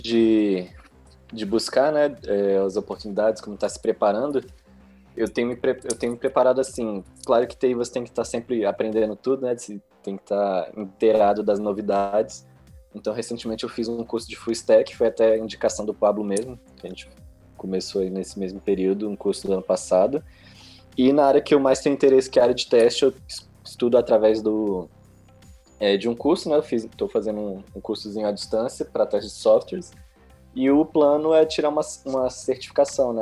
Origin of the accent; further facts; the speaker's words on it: Brasília, Federal District, Brazil; eu sou do Gama aqui em Brasília, capital